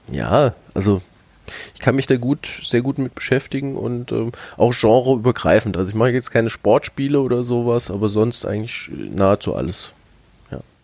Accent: North Hesse, Germany; moved away; also born or lived in Lower Franconia; ich bin ursprünglich aus Nordhessen

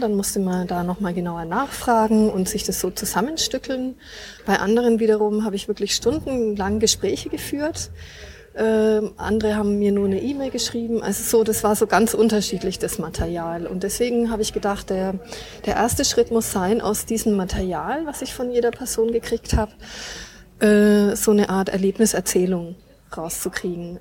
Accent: Nuremberg, Bavaria, Germany; bin aus Nürnberg, ich bin also echte Nürnbergerin und wohne auch hier

